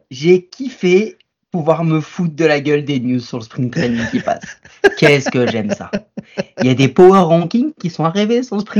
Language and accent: French; Quebec, Canada; moi, je suis de Québec. Voilà